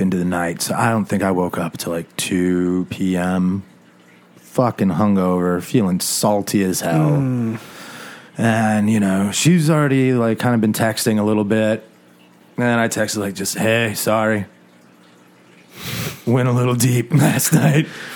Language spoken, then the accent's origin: English; Southwest, United States; I grew up in the Southwest